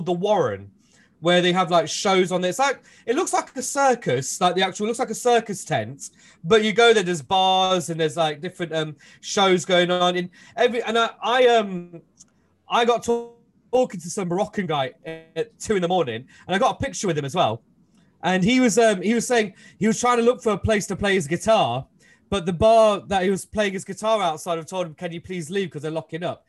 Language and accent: English; Leicester, East Midlands, United Kingdom; I'm from Leicester